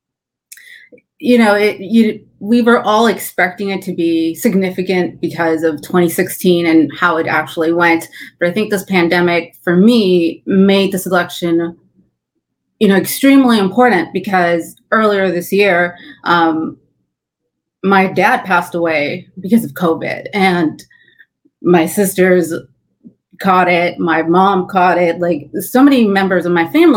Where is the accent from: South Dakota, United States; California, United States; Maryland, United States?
California, United States; moved away; I'm originally from California, that is where my family is based out